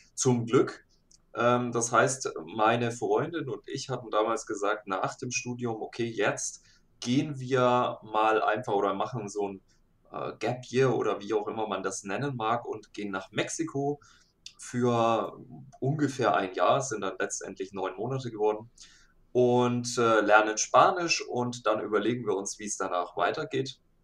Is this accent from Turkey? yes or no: no; Nuremberg area, Bavaria, Germany; ich bin aus dem Nürnberger Raum.